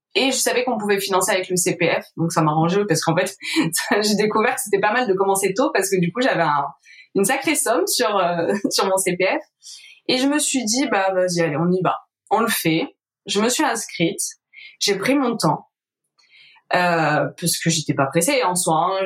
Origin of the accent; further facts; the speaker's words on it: Var, Provence-Alpes-Côte d'Azur, France; also born or lived in Marseille; Avant, je travaillais dans le Var parce que moi, je suis du Var.